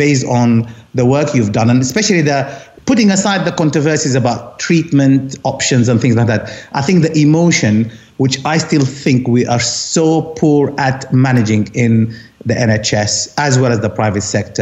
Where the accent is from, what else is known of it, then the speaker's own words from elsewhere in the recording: Khartoum, Sudan; moved away as an adult; also born or lived in Essex, United Kingdom; now in London, United Kingdom; I come from Khartoum, half Egyptian, half Sudanese, kind of ethnically, but I see myself more as Sudanese because I was born and raised there